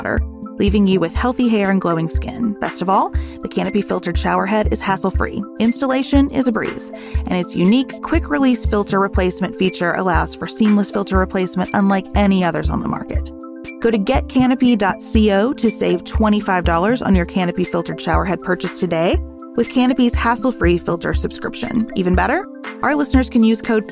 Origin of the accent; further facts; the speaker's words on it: United States; as an American